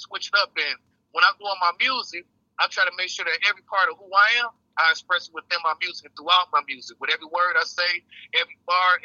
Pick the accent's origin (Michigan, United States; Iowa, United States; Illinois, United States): Michigan, United States; Detroit; Born and raised, Eastside, you know. Shit, growing up in a D